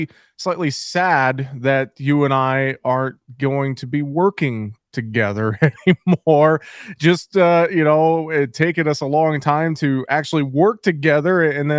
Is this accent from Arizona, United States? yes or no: no; Marble Rock, Iowa, United States; moved away as an adult; also born or lived in Mason City, Iowa; now in Nashville, United States; I grew up in North Central Iowa, and small farming community, Marble Rock, Iowa, Floyd County